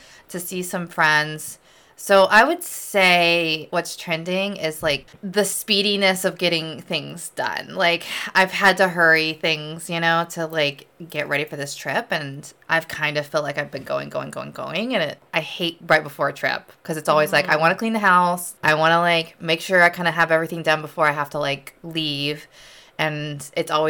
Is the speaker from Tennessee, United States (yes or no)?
yes; Murfreesboro, Tennessee, United States; moved away; I'm from Murfreesboro, which is, like, a 45-minute drive from Nashville